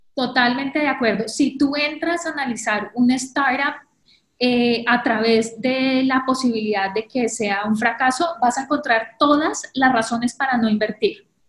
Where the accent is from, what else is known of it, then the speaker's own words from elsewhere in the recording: Colombia; moved away as an adult; now in New York, United States; soy colombiana. Hace 10 años llegué a Nueva York para hacer mi maestría en Columbia University